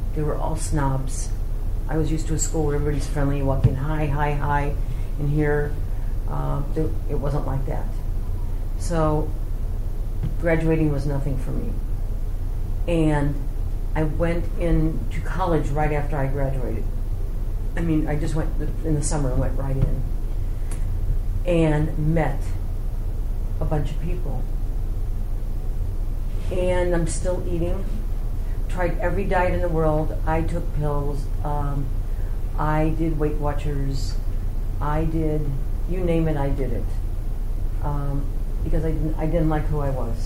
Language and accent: English; St. Louis, Missouri, United States; I come from St. Louis. That's where I was born and raised